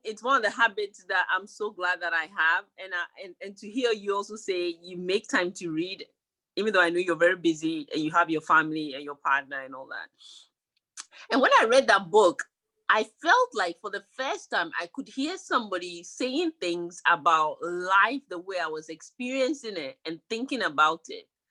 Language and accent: English; Ghana; moved away; I grew up in Ghana